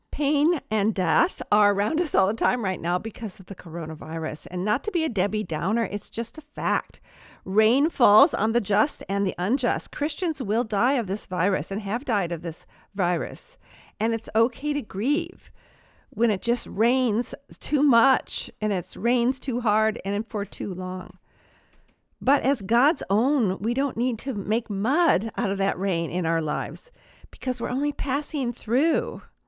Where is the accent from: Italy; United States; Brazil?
United States; Palos Verdes Estates, California; Where I'm from, Palos Verdes Estates, it's just a beautiful peninsula out in the Pacific Ocean in Southern California